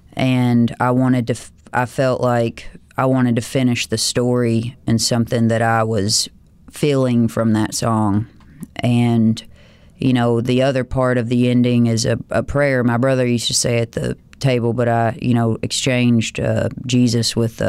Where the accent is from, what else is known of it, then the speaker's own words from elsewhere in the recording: the South, United States; as a Southerner